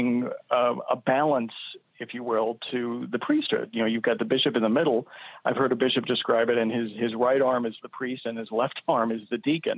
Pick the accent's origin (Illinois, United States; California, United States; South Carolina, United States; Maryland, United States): Maryland, United States; D.C., Maryland outside of Washington, United States; now in Brooklyn, United States; I grew up in Maryland outside of Washington, D.C.